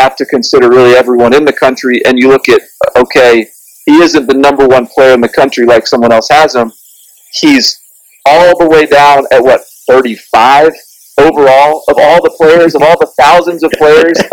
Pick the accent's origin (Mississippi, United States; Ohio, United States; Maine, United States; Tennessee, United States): Tennessee, United States; Nashville; I'm from Nashville originally, so I am in sort of SEC country growing up.